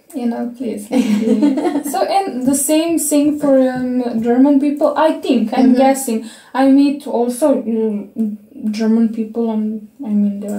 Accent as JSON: {"language": "English", "country": "Serbia", "tie": "born or raised there", "second_language": "English", "moved": "yes", "lives_now": "Slovenia", "said": "when I was growing up in Serbia"}